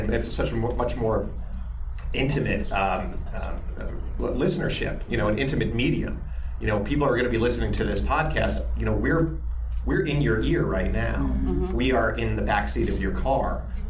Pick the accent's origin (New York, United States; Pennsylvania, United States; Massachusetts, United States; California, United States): New York, United States; Westbury; I didn't grow up in, we grew up right outside of Queens in Westbury, New York.